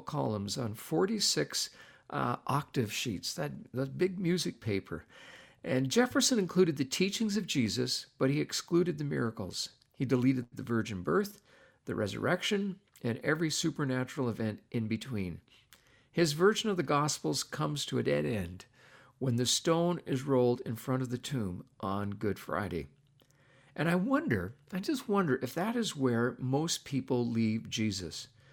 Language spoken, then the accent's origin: English; Canada; I'm not an American, I'm a Canadian